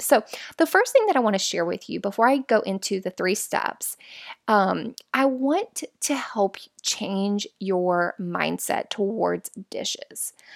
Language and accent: English; Florida, United States; We're from Florida, where it's all flat.